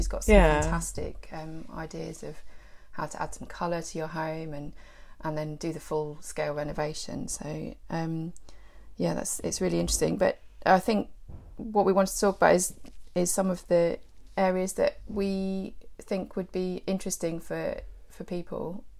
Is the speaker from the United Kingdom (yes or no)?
yes; West Sussex, South East England, United Kingdom; also born or lived in London; I'm West Sussex born and bred, but then I moved away for university and then to work in London. I lived in London for a few years